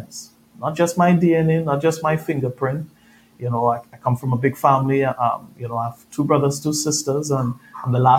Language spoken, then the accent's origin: English; Trinidad & Tobago; moved away; If you hear my accent, I'm originally from Trinidad, Caribbean boy.